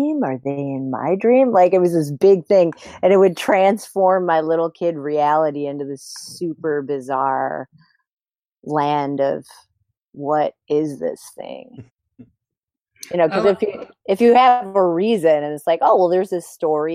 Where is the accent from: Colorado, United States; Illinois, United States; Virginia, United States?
Illinois, United States; Glenview; I grew up in Glendale, Illinois